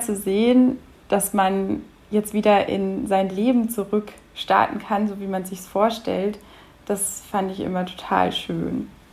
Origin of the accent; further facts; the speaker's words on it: Munich, Bavaria, Germany; Ich komme tatsächlich aus München